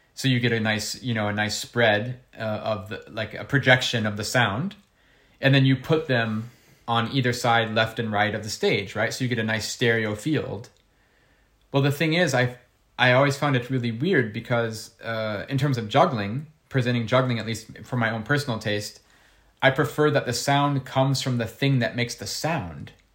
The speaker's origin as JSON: {"language": "English", "region": "Ohio", "country": "United States", "tie": "born or raised there", "said": "in school, uh, growing up in Ohio"}